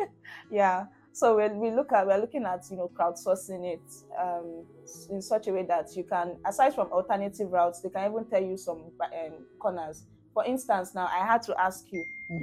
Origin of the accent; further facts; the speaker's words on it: Ikorodu, Lagos, Nigeria; I spent the majority of my life in Ikorodu from baby to primary to secondary